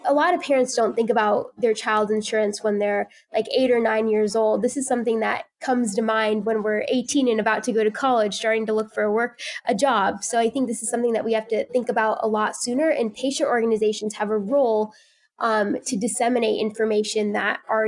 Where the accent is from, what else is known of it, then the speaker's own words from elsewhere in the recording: Indiana, United States; my home state of Indiana